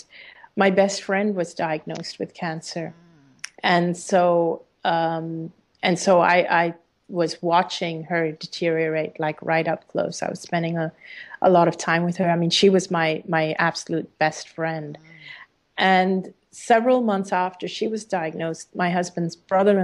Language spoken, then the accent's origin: English; Hong Kong; living in Hong Kong and being an Indian person in a Chinese country, being an Indian